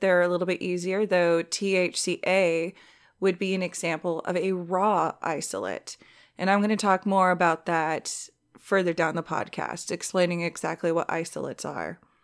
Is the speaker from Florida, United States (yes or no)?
no; Southern California, United States; I'm from Southern California.